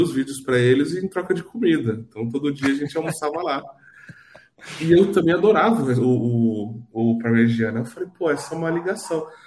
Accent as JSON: {"language": "Portuguese", "town": "Araraquara", "region": "São Paulo", "country": "Brazil", "tie": "born or raised there", "said": "eu sou de São Paulo, né, mas eu fui bem pequeno, eu vim bem pequeno para Araquara. então eu sou, sou um cidadão araquarense."}